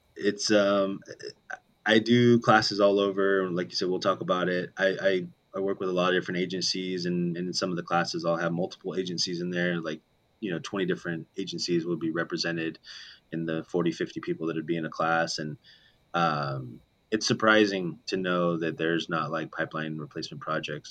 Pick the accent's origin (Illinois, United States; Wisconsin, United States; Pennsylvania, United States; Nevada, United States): Nevada, United States; Las Vegas; That's where I grew up in Vegas